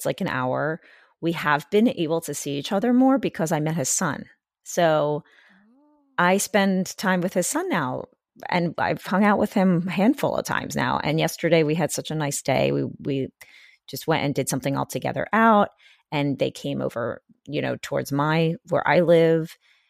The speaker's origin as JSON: {"language": "English", "region": "Pennsylvania", "country": "United States", "tie": "born or raised there", "said": "It was closer mall to me when I lived in the city than like another mall that was closer to where I grew up in Pennsylvania."}